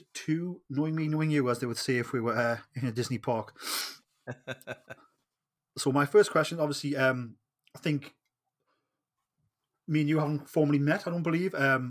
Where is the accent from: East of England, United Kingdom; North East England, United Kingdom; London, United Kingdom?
North East England, United Kingdom; Geordie